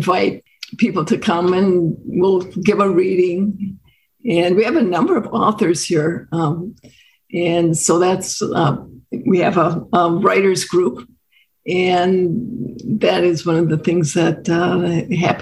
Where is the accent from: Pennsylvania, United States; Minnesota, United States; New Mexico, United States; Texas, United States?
Minnesota, United States; moved away as an adult; also born or lived in San Francisco / Napa Valley / Florida; I grew up in Minnesota, lived for 20 years in San Francisco in the Napa Valley, came back to Minnesota.